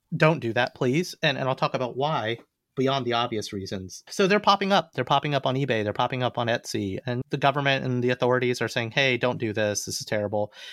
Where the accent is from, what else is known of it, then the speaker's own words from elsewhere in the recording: United States; I'm an American. My parents were born in India